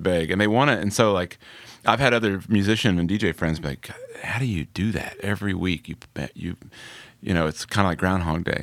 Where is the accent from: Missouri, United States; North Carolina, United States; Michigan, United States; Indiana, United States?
Indiana, United States; moved away; also born or lived in Atlanta, Georgia / New York; I grew up in the Midwest